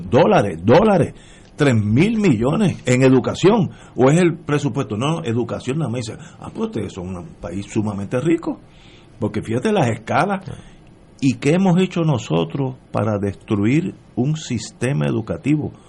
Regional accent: Puerto Rico; como puertorriqueño

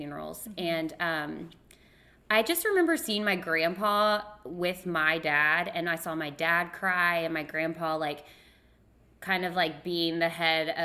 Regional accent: the South, United States; growing up in the South, like, everyone's a Christian

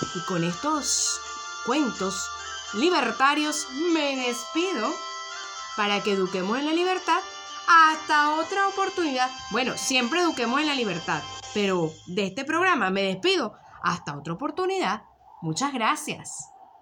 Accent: Venezuela; now in Tenerife, Spain; los venezolanos realmente en este momento preciso estamos añorando volver a pegar ese grito de libertad, especialmente los que estamos en, en la amplia diáspora

